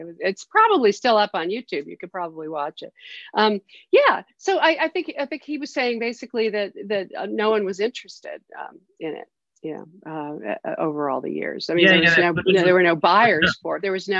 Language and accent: English; New York City, New York, United States; I grew up in New York City and I lived on 110th Street in Amsterdam and right between Amsterdam and Columbus, kind of on the verge of Harlem.